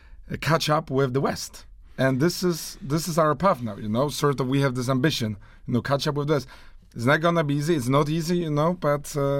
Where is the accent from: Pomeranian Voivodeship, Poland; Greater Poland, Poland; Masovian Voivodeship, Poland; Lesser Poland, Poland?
Greater Poland, Poland; Poznań; born there; English is a second language; as Polish people, you know, I was born here in Poznań